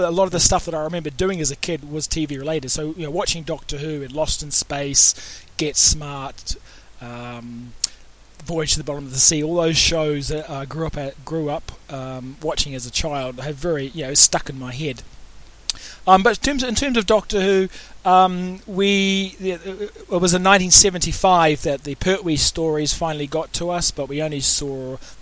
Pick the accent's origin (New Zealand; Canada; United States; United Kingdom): New Zealand; As a child growing up in New Zealand